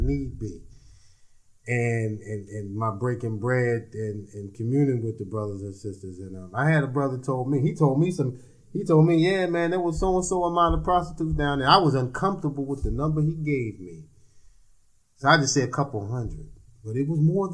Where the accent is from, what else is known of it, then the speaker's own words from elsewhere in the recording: United States; now in Washington, D.C., United States; I'm from Jersey and New York